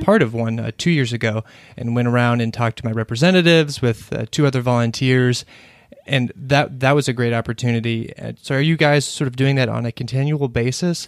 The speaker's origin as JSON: {"language": "English", "region": "Kentucky", "country": "United States", "moved": "yes", "lives_now": "Washington, D.C., United States", "said": "I'm from Kentucky"}